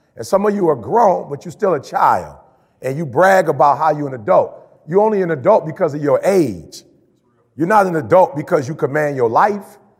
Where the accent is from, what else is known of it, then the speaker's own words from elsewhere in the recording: Chicago, Illinois, United States; moved away; I'm from Chicago originally